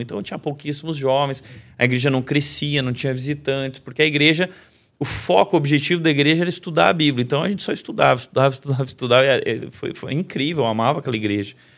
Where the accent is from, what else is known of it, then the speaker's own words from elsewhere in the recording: Rio Grande do Sul, Brazil; sou gaúcho